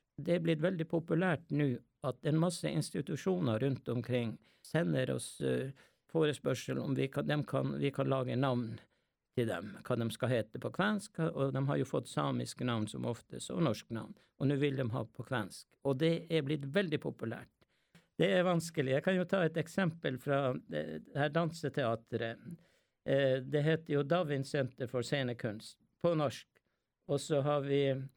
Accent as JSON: {"language": "Norwegian", "town": "Skallelv", "region": "Finnmark", "country": "Norway", "tie": "born or raised there", "said": "jeg har jo kvensk eh, og lært det hjemme i, i Skallel ved Galli"}